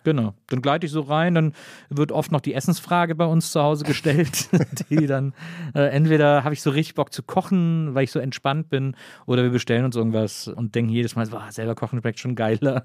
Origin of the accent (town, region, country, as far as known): Wesseling, North Rhine-Westphalia, Germany